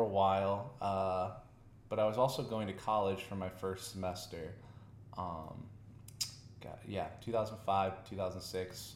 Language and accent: English; Virginia, United States; moved away as an adult; now in Las Vegas, United States; I started playing in Virginia online. That's my hometown